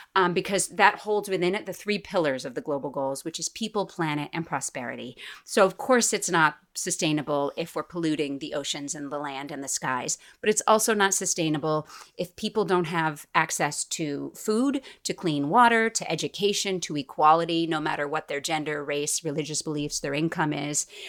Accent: Boston, Massachusetts, United States; moved away as an adult; also born or lived in New York City; now in Hudson Valley, United States; I'm from Boston

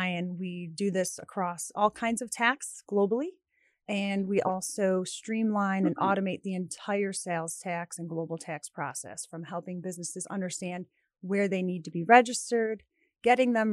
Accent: Alsip, Illinois, United States; I grew up in Alsip.

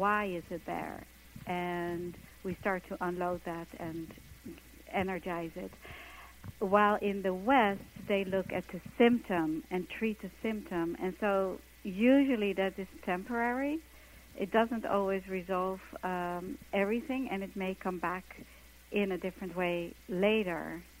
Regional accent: Netherlands; moved away as an adult; now in New York, United States; I came from Holland to New York to be a dancer, and I got myself into this company

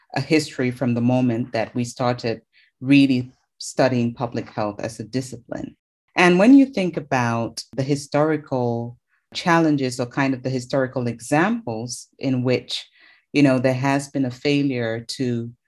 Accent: Cameroon; moved away as an adult; I'm originally from Cameroon, which is where I did my medical training.

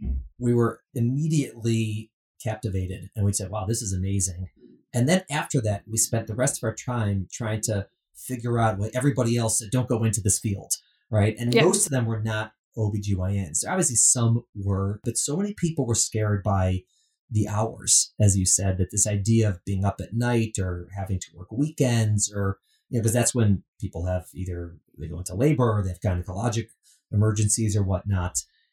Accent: Midwest, United States; Omaha, Nebraska, the Midwest, which is, of course, you know, I'm from Midwest, not Nebraska.

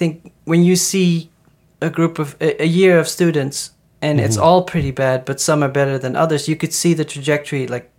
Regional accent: Netherlands; I'm from the Netherlands

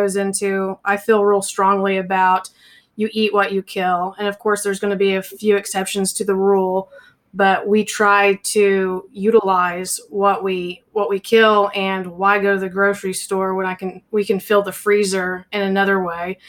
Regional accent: Oklahoma, United States; also born or lived in Kansas; we're based out of Oklahoma. I grew up in Kansas for a little bit, but I've actually lived in Oklahoma longer. I actually went to high school with Justin.

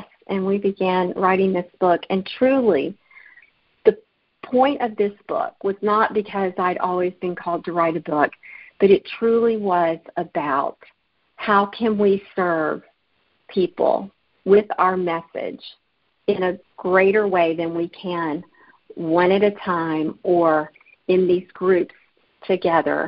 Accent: Alabama, United States; moved away; my hometown in Alabama

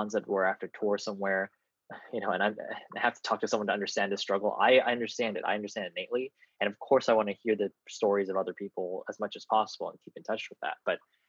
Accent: San Jose, California, United States; Talking from my hometown of San Jose in my high school bedroom in my family house.

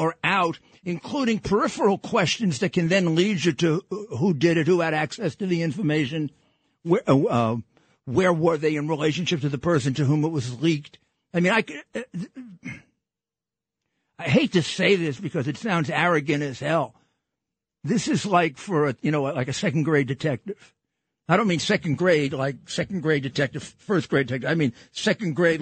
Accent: New York City, New York, United States; I'm from Brooklyn.

